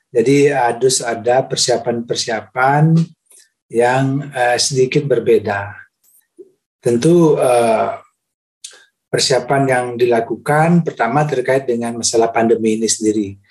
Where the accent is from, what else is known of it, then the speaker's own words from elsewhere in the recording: Bali, Indonesia; saya kira uh, saya sebagai warga Bali ya uh, uh, merasa bersyukur